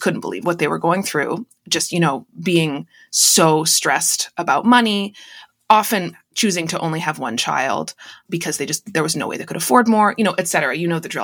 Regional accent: Canada; also born or lived in United States; I'm the only Canadian in my family just 'cause I was born here

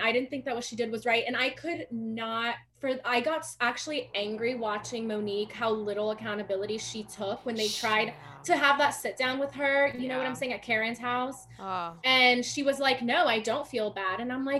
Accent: New Jersey, United States; born or raised there; also born or lived in Brazil

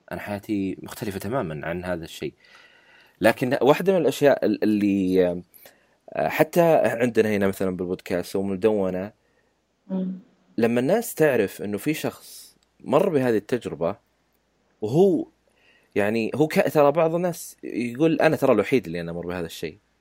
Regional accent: Saudi Arabia; عندنا بالسعوديه

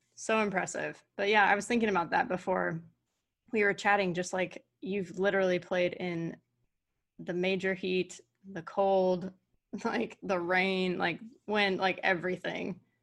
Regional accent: California, United States; moved away; also born or lived in Connecticut; I'm a California girl and I moved to Connecticut

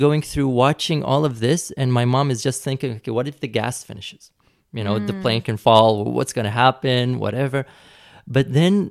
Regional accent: United States; born there; And I was going to London and I was born in the States.

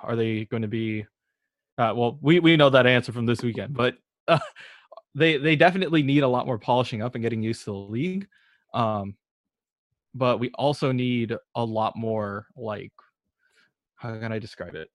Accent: Berkeley, California, United States; I'm originally from Berkeley

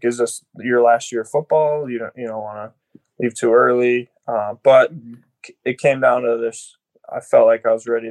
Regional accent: Wisconsin, United States; growing up as a Wisconsin kid

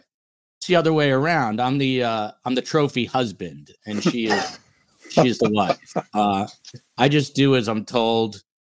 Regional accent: New Jersey, United States; now in Miami, United States; being in Miami, I'm from Jersey originally

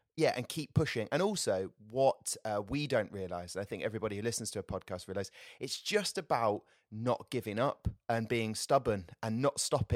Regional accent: Southampton, South East England, United Kingdom; born and bred in Southampton

